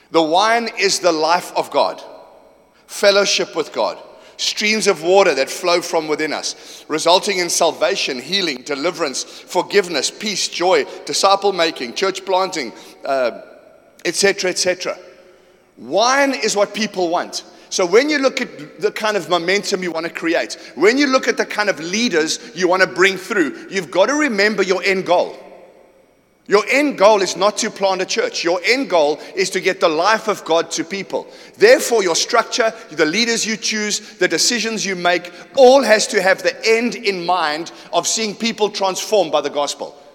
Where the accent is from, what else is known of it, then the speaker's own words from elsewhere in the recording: Johannesburg, Gauteng, South Africa; also born or lived in Port Shepstone / Kimberley / Durban; I'm from Johannesburg. I don't get your culture at all. I was born in Port Shepstone. I lived there for five years. I went to Kimberley. I went to Joburg. I came back to Durban.